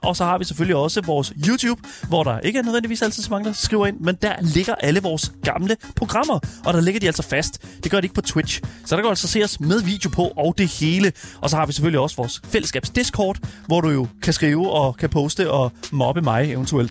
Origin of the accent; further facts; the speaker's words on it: Horsens, Central Denmark Region, Denmark; selvom jeg er fra Horsens, så er jeg ikke fra havnen